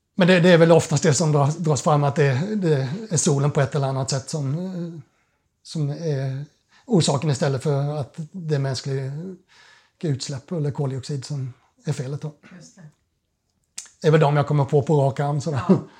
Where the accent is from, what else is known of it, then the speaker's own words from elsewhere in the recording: Kalmar, Kalmar County, Sweden; moved away as an adult; now in Stockholm, Sweden; jag är uppvuxen på Öland, Kalmar